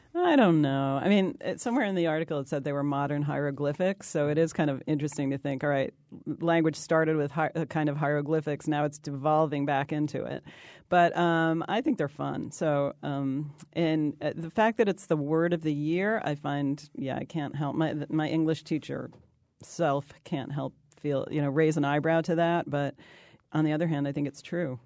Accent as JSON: {"language": "English", "region": "New York", "country": "United States", "said": "I'm from New York."}